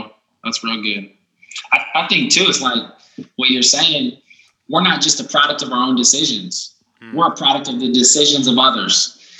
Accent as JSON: {"language": "English", "town": "Pella", "region": "Iowa", "country": "United States", "tie": "born or raised there", "said": "I know I grew up in Pella, Iowa. Population X, you know, predominantly white."}